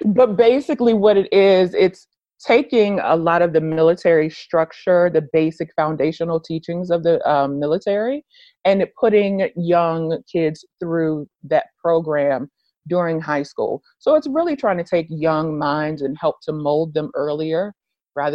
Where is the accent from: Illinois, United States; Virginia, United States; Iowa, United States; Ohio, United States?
Virginia, United States; Richmond; moved away as an adult; I'm originally from Richmond, Virginia. I didn't want to stay there long-term